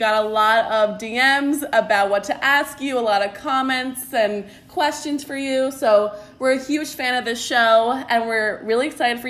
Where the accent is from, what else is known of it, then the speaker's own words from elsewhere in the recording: Long Island, New York, United States; I'm from Long Island.